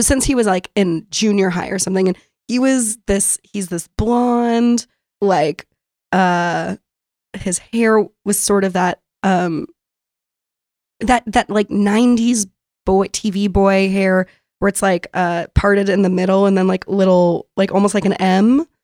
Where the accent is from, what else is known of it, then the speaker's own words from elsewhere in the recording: San Diego, California, United States; moved away as an adult; now in Brooklyn, United States; I grew up in San Diego